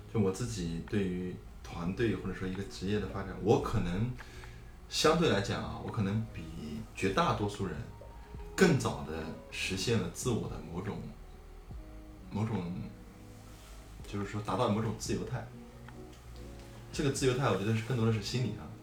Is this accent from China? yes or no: yes; southern China, China; moved away; also born or lived in Xi'an; 我从小在，在南方生活，呃，很少接触到北方的这种习俗啊嗯这种，这种文化方面的东西